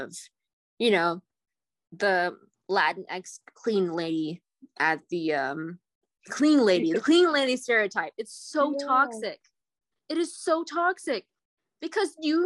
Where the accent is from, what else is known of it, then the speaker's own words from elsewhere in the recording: United States; Being an Asian American was rough. Like, I gotta say this as a person born in the late 90s